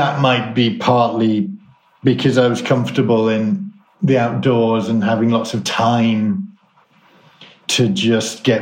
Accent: Croft-on-Tees, North East England, United Kingdom; also born or lived in Richmond, North Yorkshire; I was brought up in Yorkshire, a place called Croft-on-Tees, which actually is Durham, but it's right on the border. And then I went to school in Richmond in North Yorkshire.

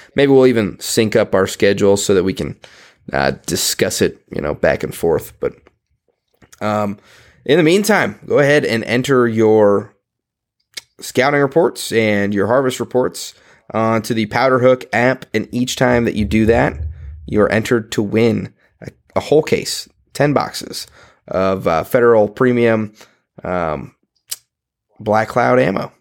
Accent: Nebraska, United States; I'm from Nebraska

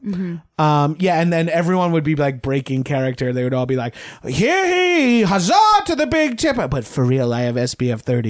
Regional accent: Long Island, New York, United States; moved away; We're from Long Island. We have some of the old traits. I am Italian.

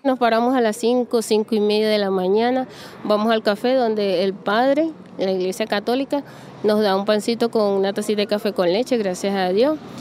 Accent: El Tigre, Anzoátegui, Venezuela; moved away as an adult; now in Brazil; vengo del Tigre, estado Suárez

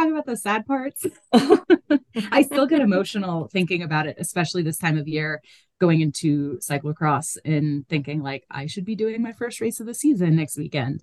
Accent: United States; I'm super American.

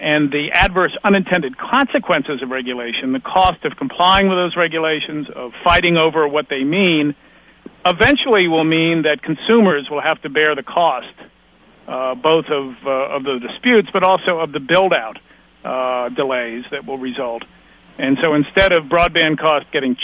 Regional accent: United States; I come from the United States

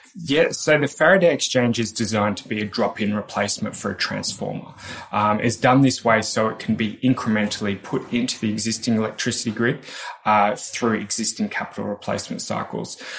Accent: Australia; accent: Australian; moved away as an adult; now in United Kingdom; I am indeed an Australian.

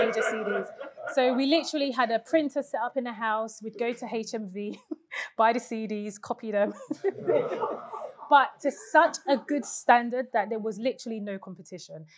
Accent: London, United Kingdom; I was born in Hackney, East London, in a deprived council estate, not the gentrified Hackney of today

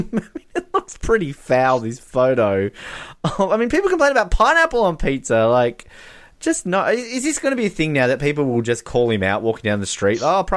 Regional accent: Australia; as an Australian

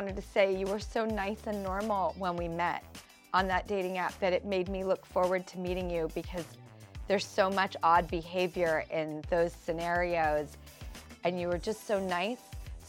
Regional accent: Los Angeles, California, United States; growing up in Hollywood

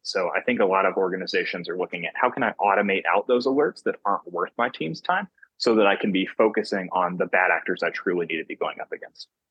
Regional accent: North Carolina, United States; moved away as an adult; now in Salt Lake City, United States; I'm from North Carolina on the East Coast of the United States, and I've just moved to Salt Lake City, Utah, uh, for this first role

